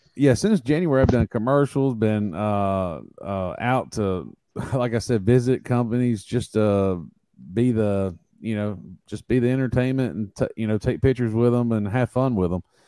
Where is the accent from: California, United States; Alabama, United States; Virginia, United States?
Alabama, United States; Tuscaloosa; I'm from Tuscaloosa, Alabama. Uh, I've lived here all my life